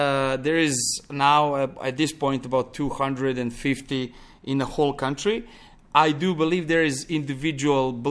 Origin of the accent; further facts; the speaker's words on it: Pančevo, Vojvodina, Serbia; English is a second language; moved away as an adult; also born or lived in Belgrade; now in Montenegro; I grew up in Belgrade, one close town to, small town to Belgrade called Pančevo.